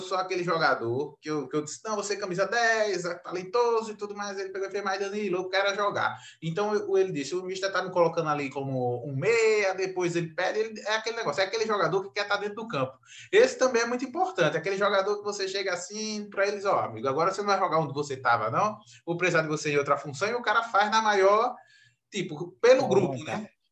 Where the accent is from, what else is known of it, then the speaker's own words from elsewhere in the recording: Recife, Pernambuco, Brazil; eu sou de Recife